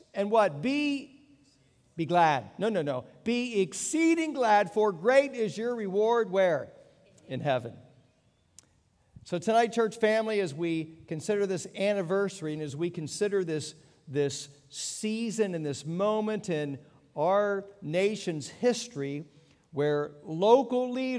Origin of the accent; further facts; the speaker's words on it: Pennsylvania, United States; born there; also born or lived in Texas / Virginia; I was born in Pennsylvania, lived in Texas, lived in Virginia